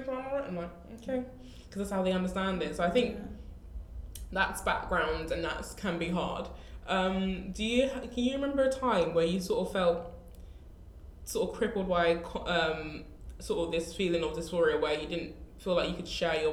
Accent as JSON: {"language": "English", "region": "London", "country": "United Kingdom", "said": "we're from Southeast London."}